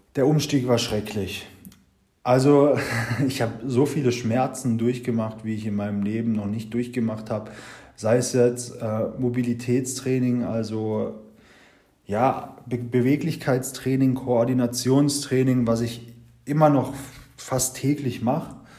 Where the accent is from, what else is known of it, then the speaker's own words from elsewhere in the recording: Germany; bei uns in Deutschland